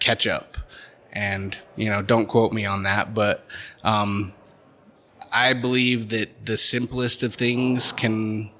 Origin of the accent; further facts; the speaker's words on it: Holladay, Utah, United States; also born or lived in Sandy, Utah; Grew up in Holiday, Utah.